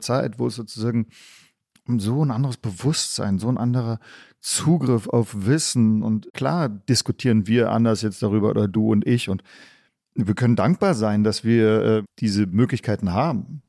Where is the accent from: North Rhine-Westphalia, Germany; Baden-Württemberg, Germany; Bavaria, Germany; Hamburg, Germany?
Baden-Württemberg, Germany; Stuttgart; moved away; also born or lived in Tübingen / Berlin; deswegen bin ich in Stuttgart aufgewachsen.